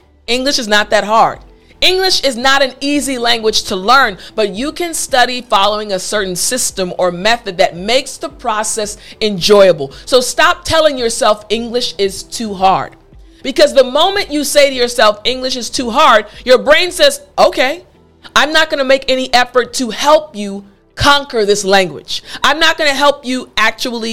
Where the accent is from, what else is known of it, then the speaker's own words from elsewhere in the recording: United States; also born or lived in South Korea; in America, there are so many different cultures